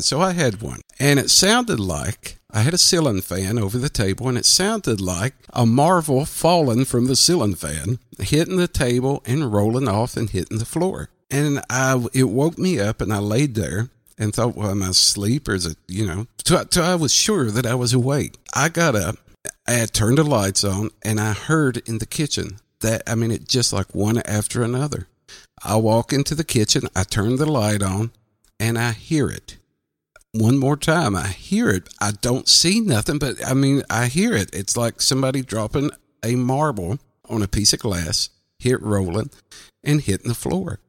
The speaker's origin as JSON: {"language": "English", "region": "southwestern Virginia", "country": "United States", "said": "I'm from the southwestern tip of Virginia"}